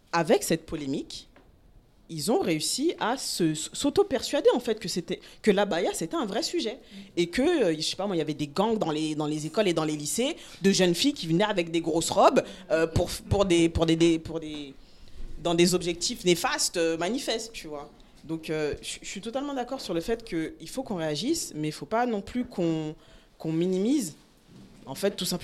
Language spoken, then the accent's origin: French; France; Je pense qu'en tant que Français, on a une responsabilité de, de, réagir en fait